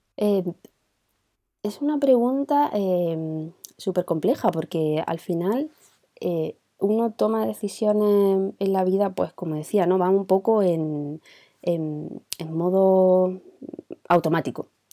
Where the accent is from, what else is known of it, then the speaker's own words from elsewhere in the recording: Granada, Andalusia, Spain; Yo vengo de Granada